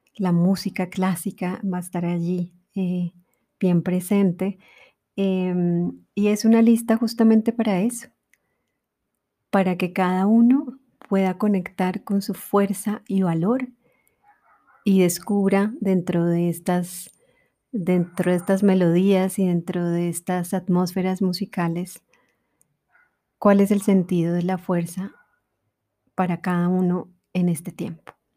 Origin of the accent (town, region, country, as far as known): Colombia